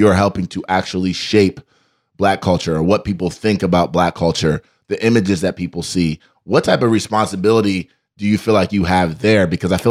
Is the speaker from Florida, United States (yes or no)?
no; Ohio, United States; moved away as an adult; also born or lived in New York; I'm from Ohio and I went to New York to go to NYU for law school.